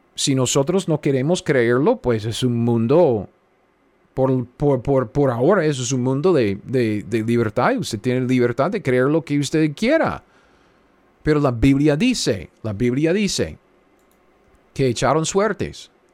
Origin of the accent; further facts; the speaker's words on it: United States; Spanish is a second language; now in Kansas, United States; yo soy simplemente un gringo cualquiera sentado aquí en, medio de los Estados Unidos, en Kansas